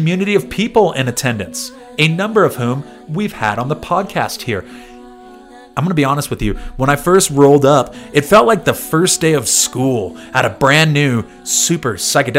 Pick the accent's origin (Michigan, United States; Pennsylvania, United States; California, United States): California, United States; San Diego; moved away; my hometown of San Diego